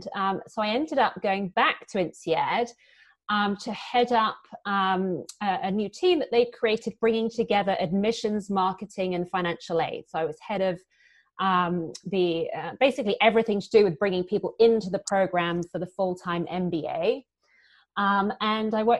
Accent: United Kingdom; accent: British; moved away; also born or lived in London / Paris / Singapore; as you can probably hear from my accent, I'm British.

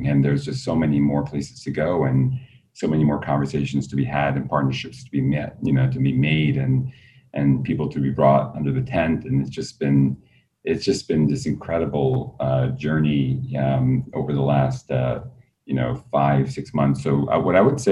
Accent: New York City, New York, United States; I grew up in Queens

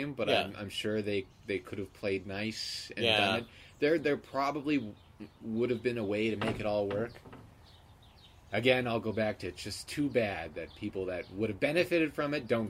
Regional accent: Edmonton, Alberta, Canada; now in Saskatchewan, Canada; before I moved to Saskatchewan, that's all, you know, I grew up in Edmonton.

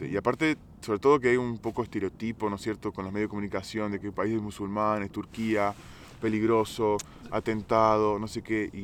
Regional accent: Argentina; moved away as an adult; also born or lived in Italy; now in Georgia; soy argentino.

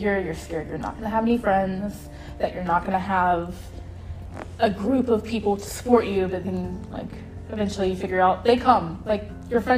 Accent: South Carolina, United States; moved away as an adult; now in Hawaii, United States; I'm from South Carolina.

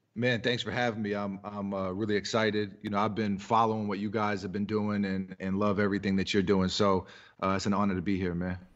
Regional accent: New York City, New York, United States; also born or lived in Massachusetts; I'm from New York City

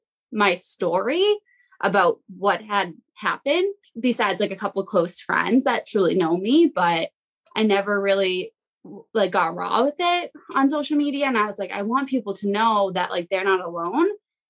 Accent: Massachusetts, United States; moved away as an adult; now in New Hampshire, United States; I'm in New Hampshire now, but I grew up in Massachusetts.

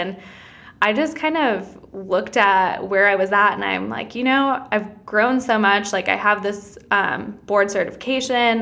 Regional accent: Wisconsin, United States; moved away as an adult; I'm originally from Wisconsin

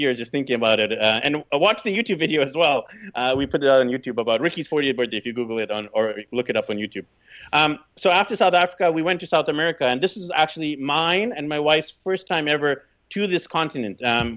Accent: Vancouver, British Columbia, Canada; moved away as an adult; also born or lived in Burnaby; I was pretty much born and raised in Vancouver

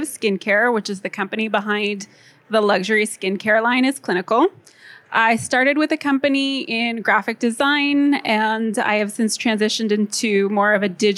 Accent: Los Angeles, California, United States; I'm from Los Angeles

